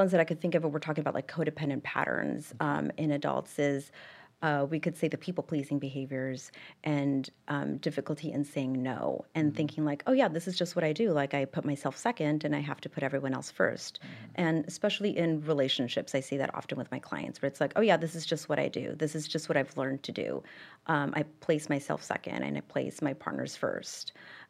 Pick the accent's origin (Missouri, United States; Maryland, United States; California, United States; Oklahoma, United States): California, United States; Pasadena; So I'm from Los Angeles, specifically Pasadena, California.